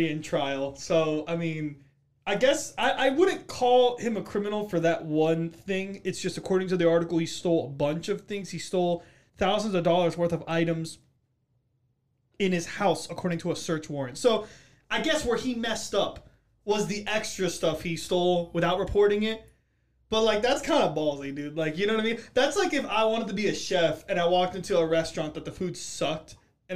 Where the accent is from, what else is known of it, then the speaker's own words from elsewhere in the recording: Miami, Florida, United States; I'm from Miami